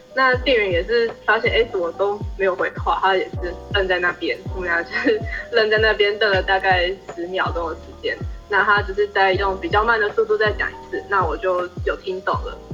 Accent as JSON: {"language": "Chinese", "country": "Taiwan", "said": "因为像我们台湾人的话，应该说我就我看到啊，比如说看到日本的同学，就大家会比较愿意去跟他主动去跟他做交流"}